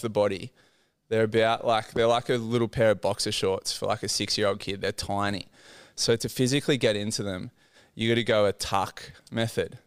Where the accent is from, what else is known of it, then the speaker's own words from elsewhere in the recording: Port Macquarie, New South Wales, Australia; Born and raised in Port Macquarie, had a very humble, quiet upbringing